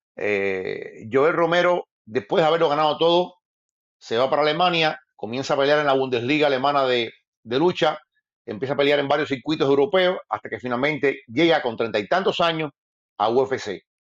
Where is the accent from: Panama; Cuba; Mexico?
Cuba; moved away as an adult; después me fui de Cuba, me fui de Cuba y ejercí